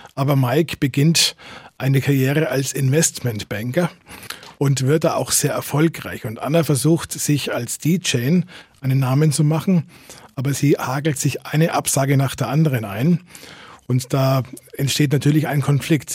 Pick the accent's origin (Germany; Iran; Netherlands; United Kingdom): Germany; Fürth, Bavaria; also born or lived in Nuremberg; ich bin eigentlich in Nürnberg geboren, also rein gebürtig bin ich Nürnberger, aber ich bin gefühlter Fürther. Da bin ich aufgewachsen